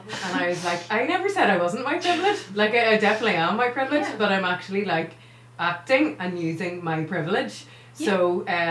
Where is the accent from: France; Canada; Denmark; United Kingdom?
United Kingdom; Northern Ireland; moved away; also born or lived in Belgium; I'm from Northern Ireland